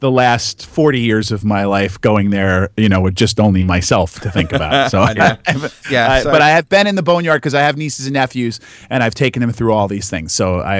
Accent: New Jersey, United States; I'm from Jersey.

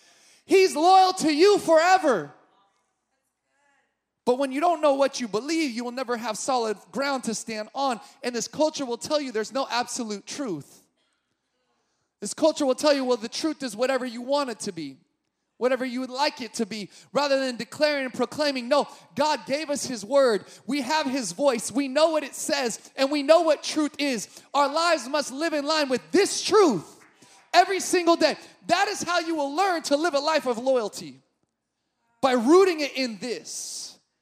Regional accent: Sacramento, California, United States; I grew up in Sacramento

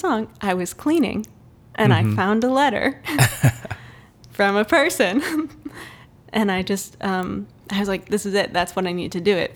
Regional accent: Canton, Michigan, United States; moved away as an adult; also born or lived in Grand Rapids, Michigan; So I grew up in Canton, Michigan.

